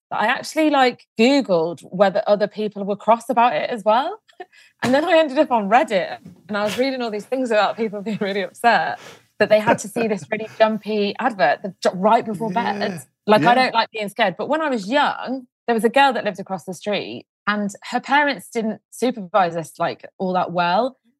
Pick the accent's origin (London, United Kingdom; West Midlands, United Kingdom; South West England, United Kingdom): West Midlands, United Kingdom; Leamington Spa; In Leamington Spa.